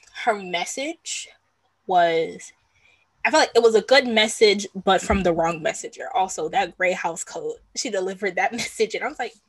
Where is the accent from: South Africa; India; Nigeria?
Nigeria; I'm Nigerian, I'm specifically of the Yoruba tribe